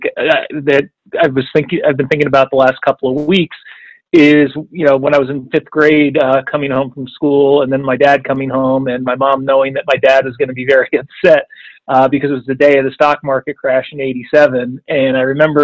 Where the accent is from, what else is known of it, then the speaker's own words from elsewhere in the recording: the New York area, United States; growing up in the New York area